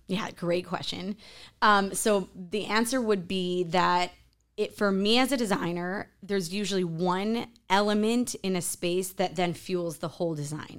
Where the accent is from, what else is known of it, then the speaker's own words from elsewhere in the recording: Chicago, Illinois, United States; moved away as an adult; also born or lived in New York City; now in Miami, United States; I'm from Chicago, gr-, gr-, grew up in a farm town, and then moved to New York City, back to Chicago, now in Miami